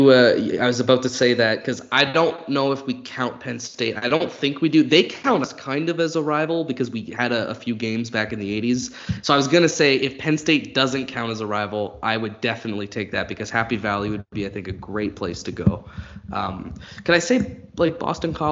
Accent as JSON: {"language": "English", "country": "Canada", "lives_now": "Ireland", "said": "so Canadian Thanksgiving is in October, and I don't know any other Canadians here"}